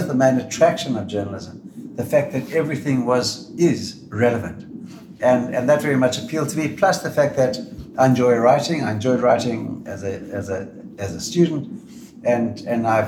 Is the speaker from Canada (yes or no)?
no; Zimbabwe; now in Australia; I was born in Rhodesia